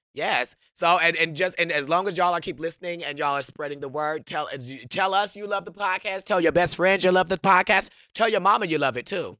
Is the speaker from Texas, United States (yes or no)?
no; Wisconsin, United States; I'm from Wisconsin